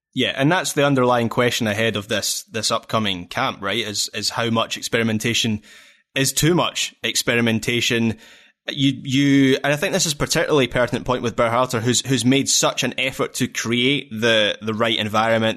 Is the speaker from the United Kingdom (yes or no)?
yes; Scotland, United Kingdom; we're Scottish